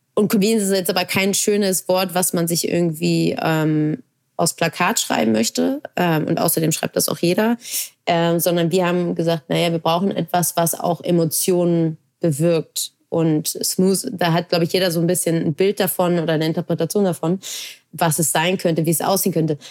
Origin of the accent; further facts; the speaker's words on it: Hamburg, Germany; weil ich gebürtige Hamburgerin bin